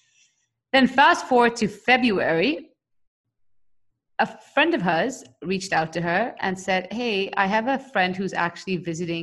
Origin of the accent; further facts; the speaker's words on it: India; I'm an Indian